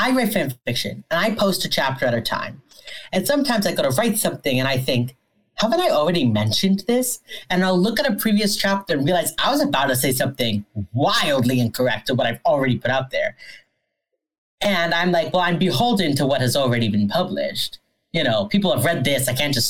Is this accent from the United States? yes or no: yes; Pennsylvania, United States; I grew up near Gettysburg.